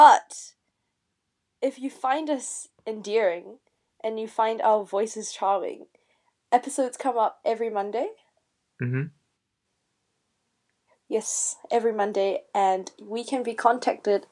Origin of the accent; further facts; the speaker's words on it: New Zealand; we are two students from New Zealand